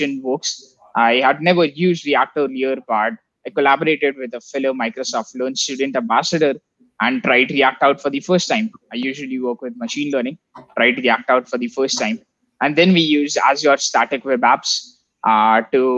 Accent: India; I come from India

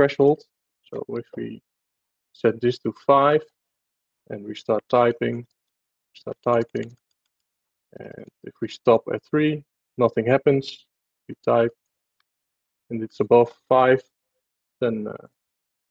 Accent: Netherlands; I'm from the Netherlands

